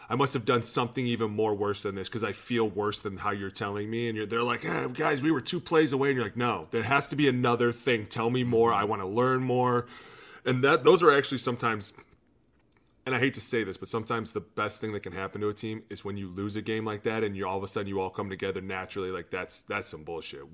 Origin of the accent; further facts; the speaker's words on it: Cleveland, Ohio, United States; I was from Cleveland